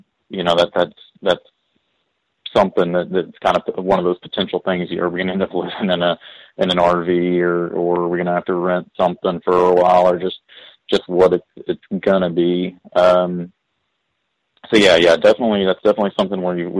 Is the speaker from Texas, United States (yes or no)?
yes; East Texas, United States; moved away; I grew up in East Texas